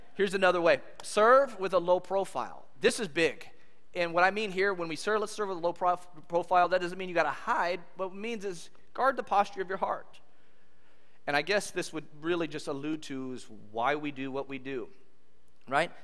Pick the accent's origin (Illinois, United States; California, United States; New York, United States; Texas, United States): California, United States; moved away as an adult; also born or lived in Kansas; I grew up in California